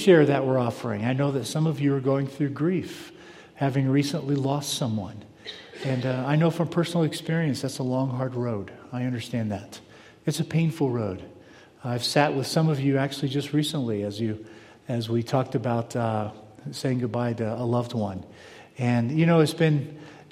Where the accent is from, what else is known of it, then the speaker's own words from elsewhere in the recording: South Florida, United States; moved away; when I was a kid, I grew up in South Florida